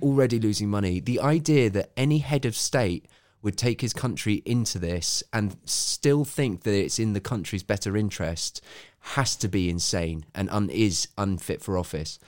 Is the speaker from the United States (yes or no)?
no; United Kingdom; this is me being a Brit